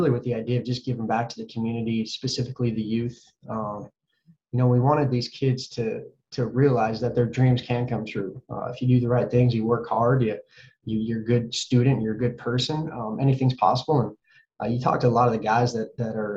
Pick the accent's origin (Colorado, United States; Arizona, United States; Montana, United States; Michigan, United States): Montana, United States; Butte; moved away as an adult; my hometown of Butte's given me, the state of Montana's given me. It's I still call Butte home